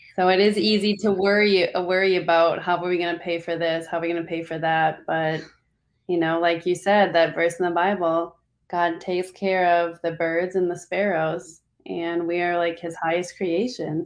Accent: Minnesota, United States; moved away as an adult; now in Orlando, United States; I'm originally from Minnesota

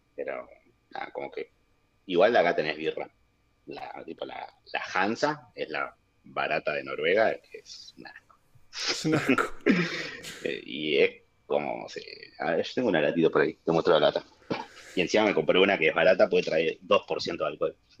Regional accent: Ushuaia, Tierra del Fuego, Argentina; moved away as an adult; also born or lived in New Zealand / Denmark; now in Oslo, Norway; nosotros que somos de Ushuaia

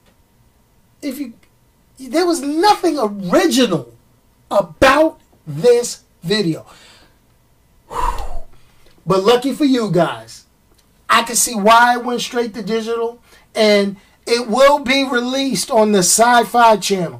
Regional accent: New York City, New York, United States; I'm a New Yorker

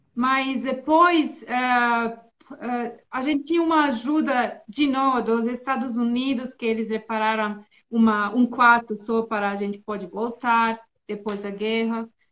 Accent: Bosnia & Herzegovina; first language Serbo-Croatian; Portuguese is a second language; also born or lived in Finland / Serbia / São Paulo, Brazil; now in Turkey; eu nasci na Bósnia e na, é, quando eu tinha 10 anos, é, a guerra começou

